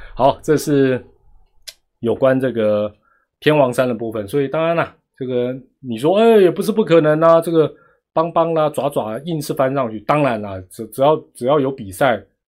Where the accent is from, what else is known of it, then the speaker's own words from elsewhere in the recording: Taiwan; 我们台湾人